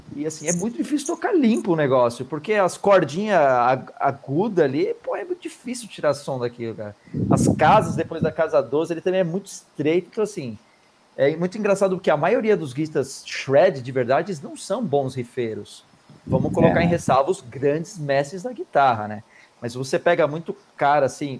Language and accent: Portuguese; Brazil; a gente é brasileiro